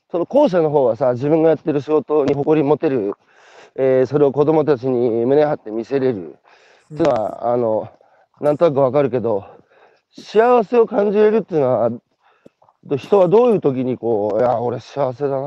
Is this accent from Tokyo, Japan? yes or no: no; Beppu, Oita, Japan; その、自分のふるさとの、あの、大分の別府